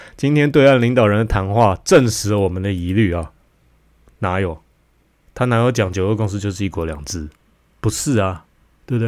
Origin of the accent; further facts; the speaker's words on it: Taiwan; 我们台湾这边